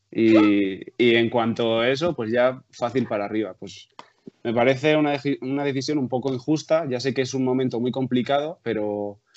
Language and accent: Spanish; Palencia, Castile and León, Spain; pues yo soy de Palencia, soy del Palencia